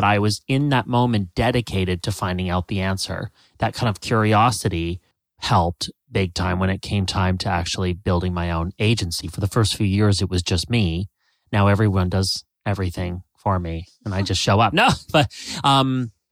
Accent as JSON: {"language": "English", "country": "Canada", "moved": "as an adult", "lives_now": "United States", "said": "I'm Canadian"}